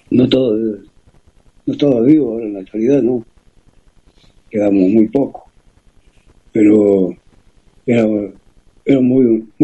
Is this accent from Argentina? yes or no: yes; Ingeniero Jacobacci, Río Negro, Argentina; moved away; después, como yo me fui de Yacobasi, yo me fui hace muchísimos años. Y después de mi familia en Jacobasi quedan muy poco. a un tío y los primos, ¿no?